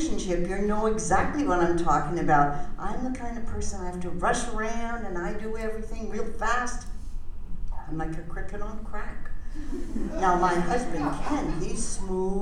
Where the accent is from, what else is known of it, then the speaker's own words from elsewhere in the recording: Canada; also born or lived in Vancouver; now in Arizona, United States; I'm a Canadian.